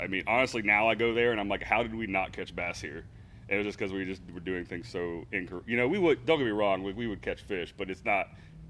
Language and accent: English; Zephyrhills, Florida, United States; I was born in Zephyr Hills, and honestly, we were a pretty big outdoor family growing up